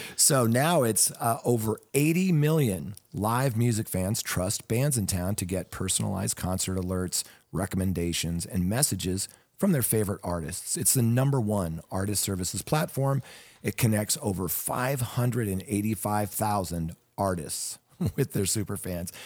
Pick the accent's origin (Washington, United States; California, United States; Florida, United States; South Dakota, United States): Washington, United States; Seattle; growing up in the Seattle area